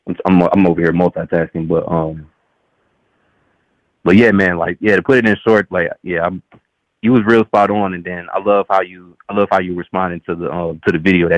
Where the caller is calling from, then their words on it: Dallas, Texas, United States; I'm calling from Dallas, Texas.